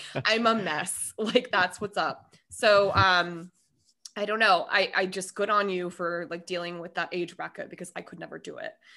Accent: Minnesota, United States; moved away; also born or lived in Denver; I was born and raised in Minnesota

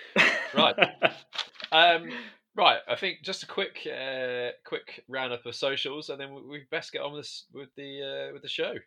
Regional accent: Midlands, United Kingdom; I'm from the Midlands.

